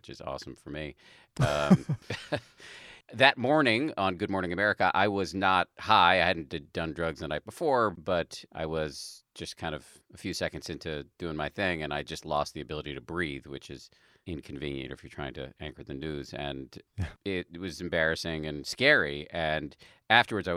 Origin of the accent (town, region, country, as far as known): Massachusetts, United States; born or raised there